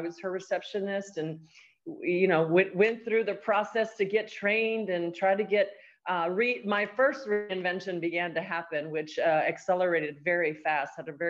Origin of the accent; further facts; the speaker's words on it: El Paso, Texas, United States; I am actually a border town gal. I'm from El Paso, Texas. I'm one of 4 children and came out of a single parent home